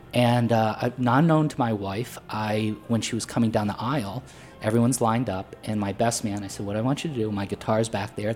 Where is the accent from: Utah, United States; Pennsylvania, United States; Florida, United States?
Pennsylvania, United States; Potter County; moved away; it reflected where I grew up in Pennsylvania, which was very rural